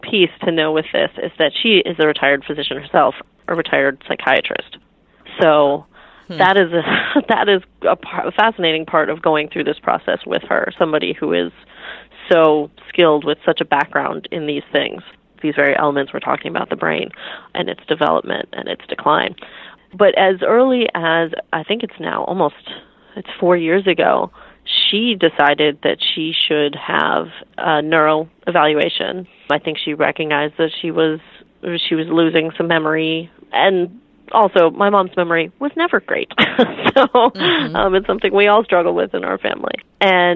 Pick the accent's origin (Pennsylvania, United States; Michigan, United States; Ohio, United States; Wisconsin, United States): Wisconsin, United States; Milwaukee; now in Los Angeles, United States; I grew up in Milwaukee, Wisconsin, the glamorous Milwaukee, Wisconsin.